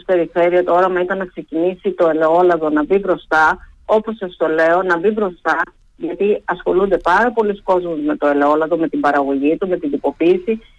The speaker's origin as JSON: {"language": "Greek", "region": "Crete", "country": "Greece", "said": "είμαστε από την Κρήτη"}